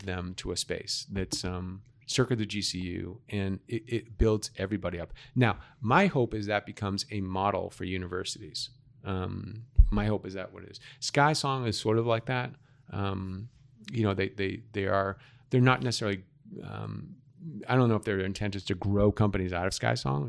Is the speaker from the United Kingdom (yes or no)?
no; Boston, Massachusetts, United States; now in Arizona, United States; I'm from Massachusetts. I grew up right off of Commonwealth Avenue in Massachusetts